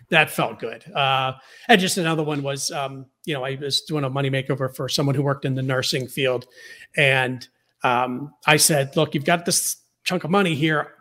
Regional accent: Pittsburgh, Pennsylvania, United States; when I was growing up in Pittsburgh

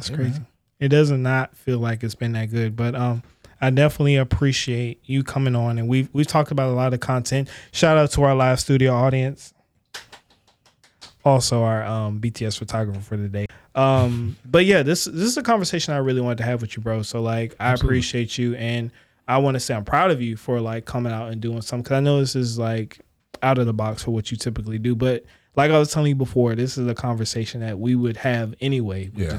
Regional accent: Maryland, United States; I'm from Maryland.

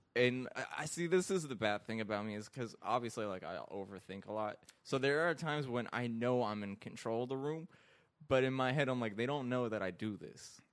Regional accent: Iraq; now in United States; I grew up in Iraq.

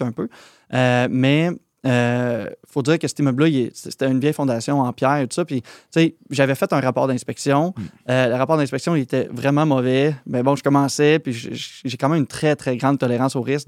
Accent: Plessisville, Quebec, Canada; also born or lived in France; Plessisville, c'est là où j'étais allé à l'école secondaire et tout ça. Fait que c'est là où j'ai grandi

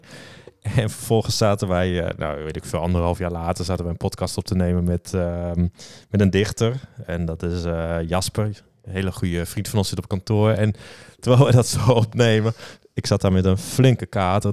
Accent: Leeuwarden, Friesland, Netherlands; ik kom uit Leeuwarden

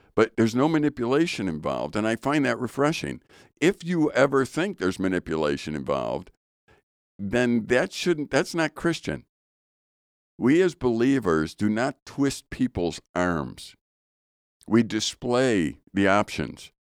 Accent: Chicago, Illinois, United States; I'm from Chicago, so we called it pop

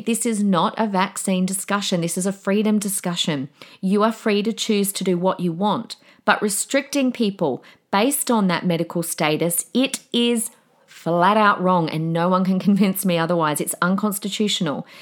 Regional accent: Australia; We, we are Australian.

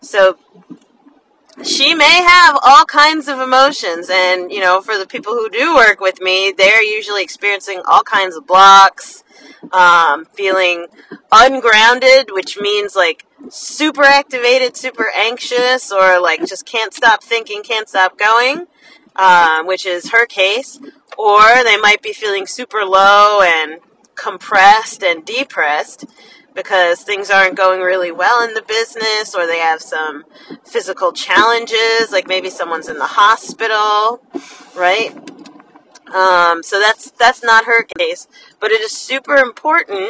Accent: New Jersey, United States; I'm from New Jersey, so when we say the city, that means New York City

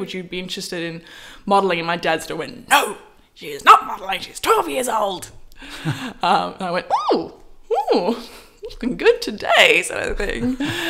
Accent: Melbourne, Victoria, Australia; Melbourne. I'm a Melbourne gal. So I grew up north side, sort of Carlton, Fitzroy. And went to University High School.

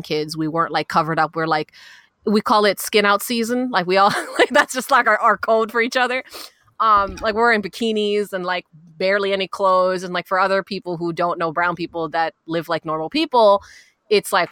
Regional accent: New York, United States; we're from New York

